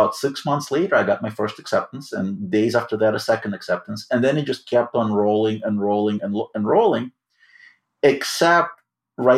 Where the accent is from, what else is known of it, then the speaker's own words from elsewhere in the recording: Odesa, Odesa Oblast, Ukraine; English is a second language; now in New York, United States; I grew up in Odessa, Ukraine